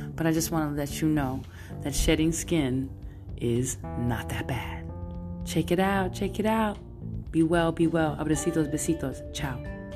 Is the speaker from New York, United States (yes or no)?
yes; New York City, New York, United States; moved away as an adult; now in San Francisco, United States; I'm Brooklyn all day. I got that Brooklyn vibe. I'm Brooklyn all day, and I'm coming in from the Bay, and I've been living here for over like 20 years